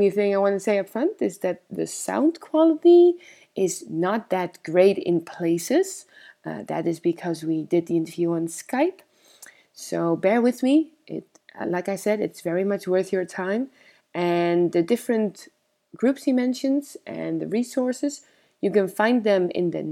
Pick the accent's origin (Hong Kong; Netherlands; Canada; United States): Netherlands; Amsterdam, North Holland; I'm an improviser from Amsterdam, the Netherlands